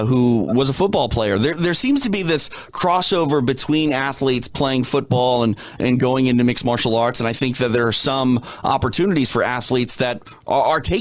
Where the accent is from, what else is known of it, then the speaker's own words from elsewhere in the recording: Minneapolis, Minnesota, United States; I'm from Minneapolis, so I know what that cold is